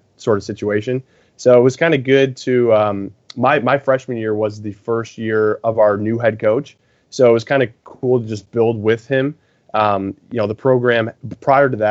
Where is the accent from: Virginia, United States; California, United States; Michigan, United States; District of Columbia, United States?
Michigan, United States; near Ann Arbor; born and raised in Michigan, actually closer to Ann Arbor